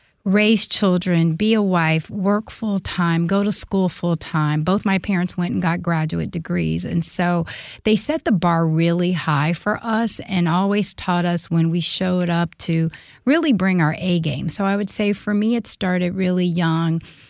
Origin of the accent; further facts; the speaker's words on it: Chicago, Illinois, United States; I was born in Chicago, very middle-class family. My parents were teenagers when I was born